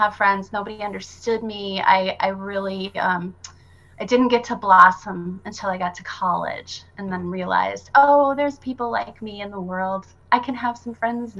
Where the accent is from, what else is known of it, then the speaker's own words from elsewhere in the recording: Brookings, South Dakota, United States; I grew up in Brookings, South Dakota